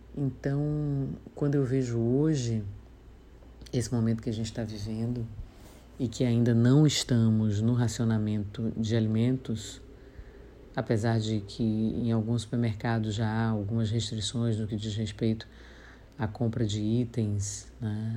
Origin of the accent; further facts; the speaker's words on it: Salvador, Bahia, Brazil; um tio-avô que tinha um açougue em Piripiri, no subúrbio ferroviário, onde eu morei boa parte da vida.